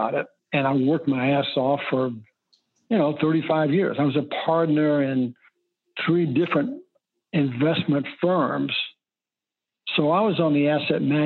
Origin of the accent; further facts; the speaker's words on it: Lexington, Kentucky, United States; moved away; I grew up in Lexington, Kentucky